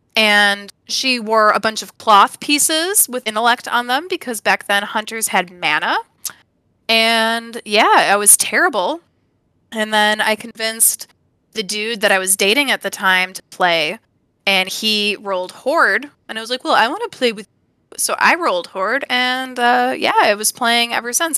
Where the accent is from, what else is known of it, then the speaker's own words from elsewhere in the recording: Evergreen Park, Illinois, United States; also born or lived in California; now in Upper Peninsula of Michigan, United States; I'm really from Chicago, I was born in Evergreen Park